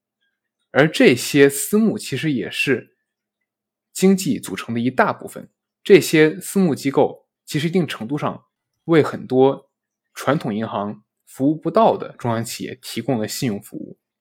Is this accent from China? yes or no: yes; China; 我们中国人